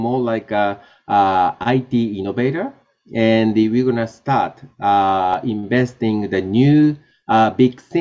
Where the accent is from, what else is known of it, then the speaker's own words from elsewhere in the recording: Japan; I was born in Japan and, you know, grew up in Japan